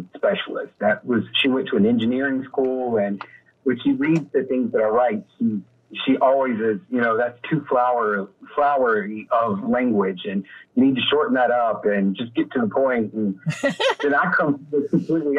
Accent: Columbia, South Carolina, United States; now in Clayton, United States; I grew up in Columbia, South Carolina

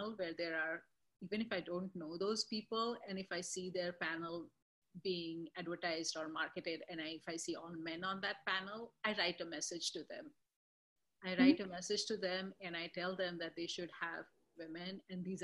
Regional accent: India; now in Boston, United States; being in Boston and being Indian

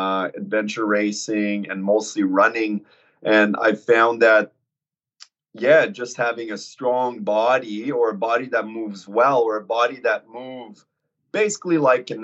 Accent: Canada; moved away as an adult; now in Albury, Australia; I'm originally from Canada. So on, they would say probably the East Coast, Montreal, Ottawa, to be more precise

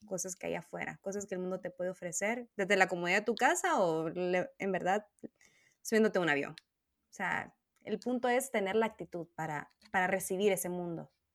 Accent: Honduras; moved away as an adult; en mi país eh, nacional, de donde soy, ¿no? De Honduras

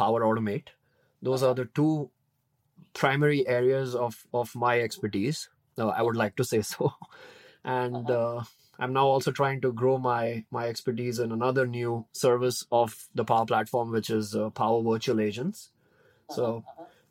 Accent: Mumbai, Maharashtra, India; moved away as an adult; now in United States; I'm born and brought up in India. I spent like 25 years of my life there.

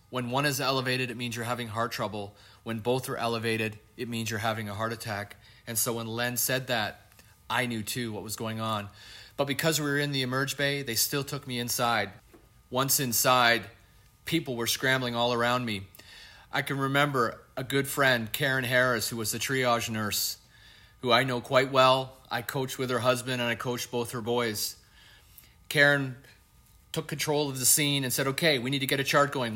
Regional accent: Canada; I'm Canadian

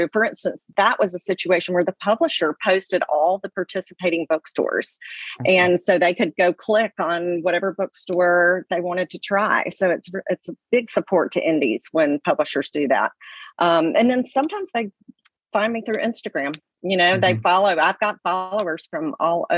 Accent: Alabama, United States; I was from Alabama

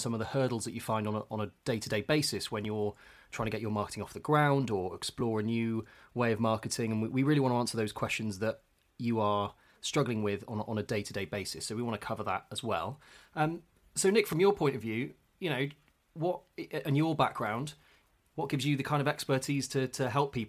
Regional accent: Bristol, South West England, United Kingdom; also born or lived in London; grew up in Bristol and still live here now with a couple of years in London in between

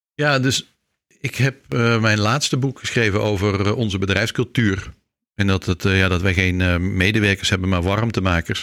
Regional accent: Leut, Flanders, Belgium; moved away; ik ben een Nederlander die in eh, België geboren is. Dus ik ben een, een Vlaming met een Nederlands paspoort

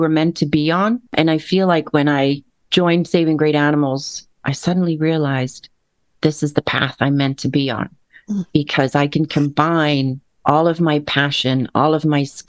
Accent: Netherlands; also born or lived in West Africa; now in Bellevue, United States; So I'm originally from the Netherlands, right? Born and raised.

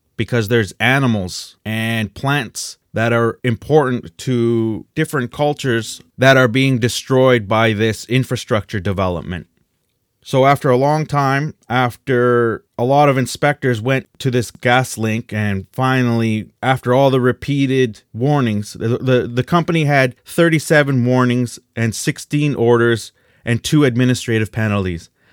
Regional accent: Canada; we're Canadian

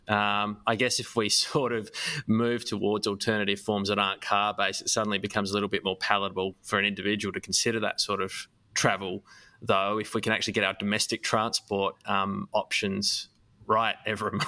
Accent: Adelaide, South Australia, Australia; I grew up in Adelaide

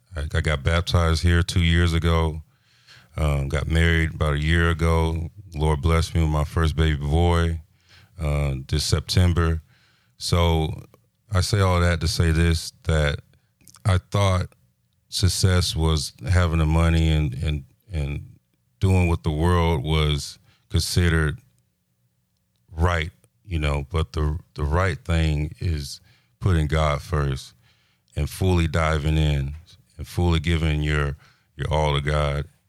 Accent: Pensacola, Florida, United States; also born or lived in Fort Belvoir, Virginia / Leavenworth, Kansas; I'm from Pensacola. I was born in, uh, Fort Belvoir, Virginia.

